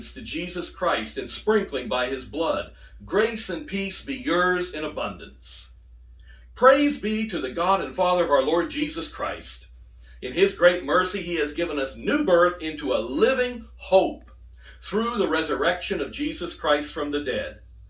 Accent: United Kingdom; now in United States; I'm British. I'm British American. We were raised on tea

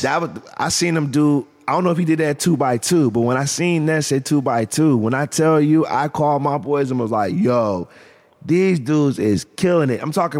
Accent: Canton, Ohio, United States; I'm from Canton

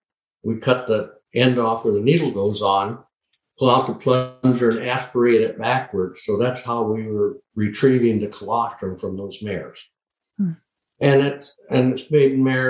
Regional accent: Solen, North Dakota, United States; now in Lexington, United States; I was born and raised on the Sioux Indian Reservation on many thousands of acres in Sioux County in North Dakota, Solon, North Dakota

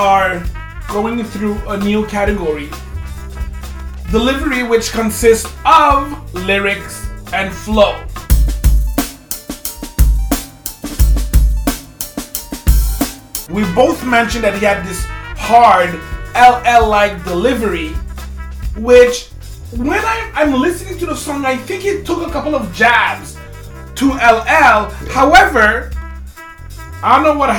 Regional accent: Canada; We grew up in Canada

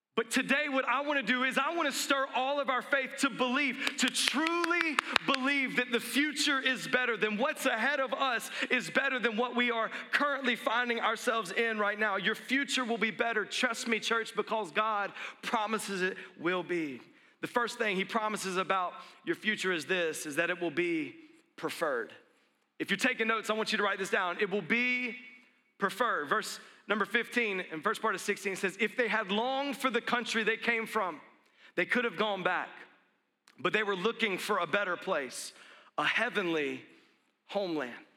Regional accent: the South, United States; I grew up in the South, and, and, we would say bless their heart

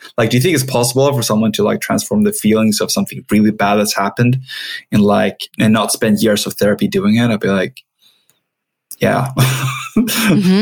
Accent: Sweden; English is a second language; I'm Swedish. I'm not sure if everyone hears my accent

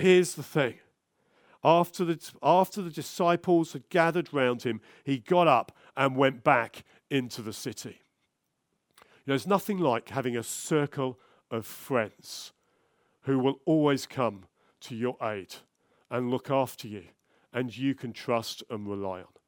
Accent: London, United Kingdom; moved away; I'm from South London originally.

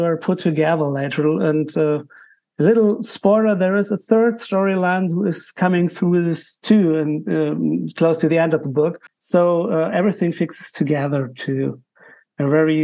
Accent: Germany; English is a second language; I'm an author from Germany, for sure. So I'm a non-US author, but I write in English.

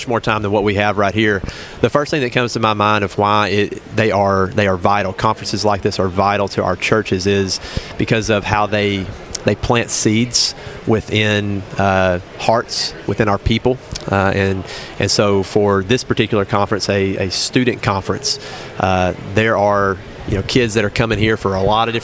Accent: Buckner, Arkansas, United States; I grew up in First Baptist, Buckner, Arkansas

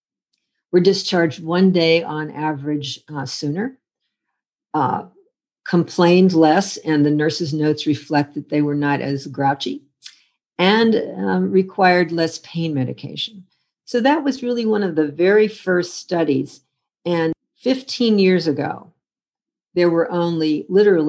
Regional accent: Western Pennsylvania, United States; moved away; also born or lived in Akron, Ohio; I'm from Western Pennsylvania originally

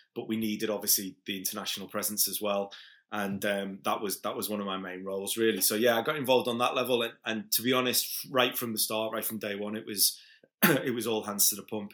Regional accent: Liverpool, North West England, United Kingdom; moved away as an adult; now in Ibiza, Spain; I'm originally from Liverpool, but I live in Ibiza for about twenty years now.

